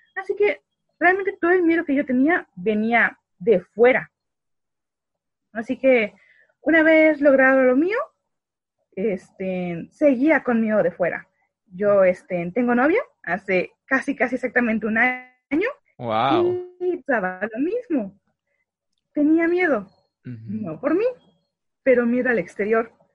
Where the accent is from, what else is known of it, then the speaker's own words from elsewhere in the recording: Valladolid, Yucatán, Mexico; also born or lived in Mérida; yo soy originaria de Valladolid. Nada más me fue a parir a Mérida